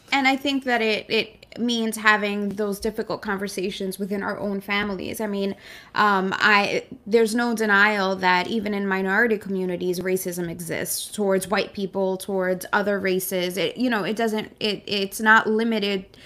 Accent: New York City, New York, United States; I was born in Brooklyn. This is my country

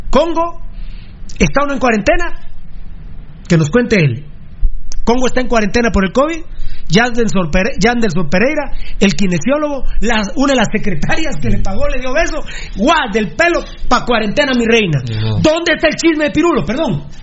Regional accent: Guatemala City, Guatemala Department, Guatemala; soy de la Betania, compadre.

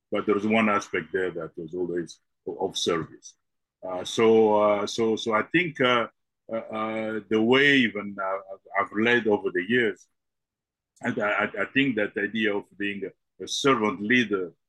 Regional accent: DR Congo; also born or lived in Belgium; I was born in the Congo and uh, and so I grew up both in Congo and in Belgium, uh, back and forth.

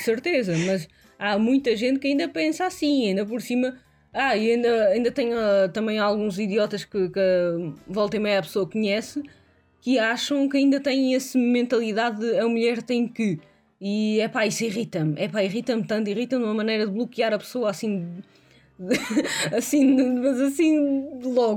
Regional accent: Portugal; now in Hesse, Germany

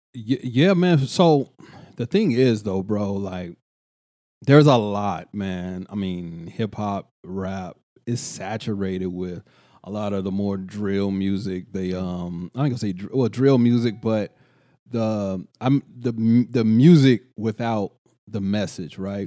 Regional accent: Killeen, Texas, United States; moved away; also born or lived in Oakland, California; I'm from Culling

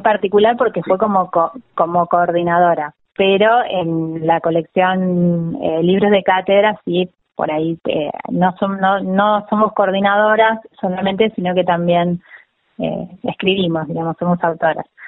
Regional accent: América, Buenos Aires Province, Argentina; now in La Plata, Argentina; Yo soy de América, Rivadavia. Es una localidad de la provincia de Buenos Aires que limita con, La Pampa

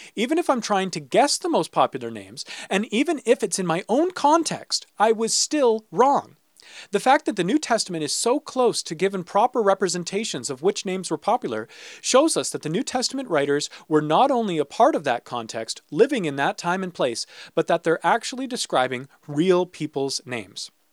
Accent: St. Catharines, Ontario, Canada; my hometown is Saint Catharines

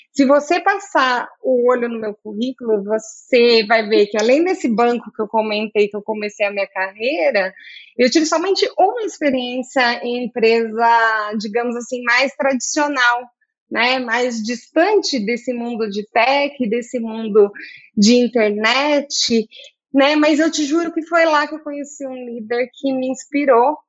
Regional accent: Campinas, São Paulo, Brazil; also born or lived in south of Minas Gerais; Eu sou do sul de Minas, mas eu sou campineira desde sempre

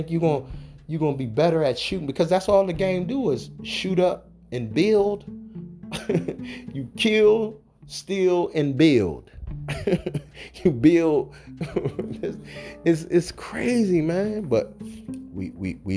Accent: the South, United States; I'm from the South. So my grandmother used to have strawberry and apple and peach preserves

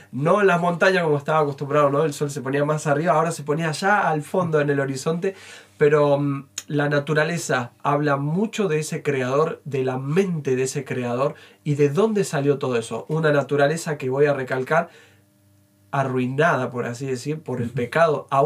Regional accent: Mendoza, Argentina; now in Entre Ríos, Argentina; No, vos sabés que me crié, no nací ahí, pero me crié en Mendoza, donde está la cordillera

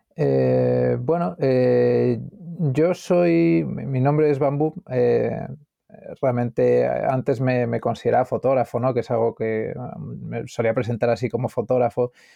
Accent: Madrid, Community of Madrid, Spain; born or raised there; also born or lived in Galicia

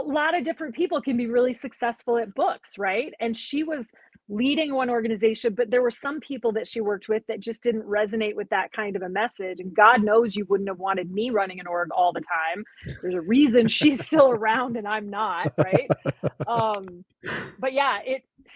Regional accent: South Dakota, United States; I'm from South Dakota. We had a lot of guns in the house

